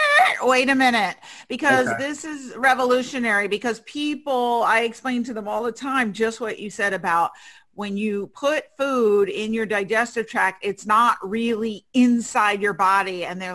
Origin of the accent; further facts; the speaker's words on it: New York City, New York, United States; my hometown, New York City, in the house, yes, from Manhattan, where I was born and raised